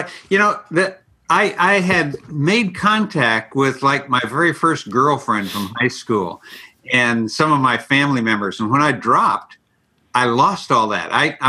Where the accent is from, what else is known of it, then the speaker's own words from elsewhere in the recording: Ireland; I'm very melancholy. You know, I'm Irish.